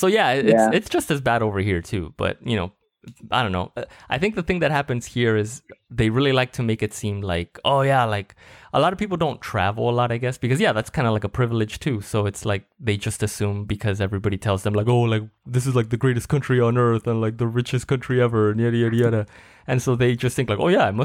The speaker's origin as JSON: {"language": "English", "country": "Mexico", "moved": "yes", "lives_now": "United States", "said": "I'm from Mexico"}